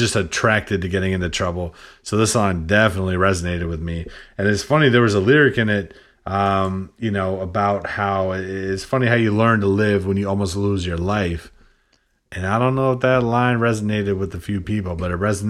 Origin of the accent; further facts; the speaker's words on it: Midwest, United States; now in New Hampshire, United States; I grew up in the Midwest, but I came out here to New England.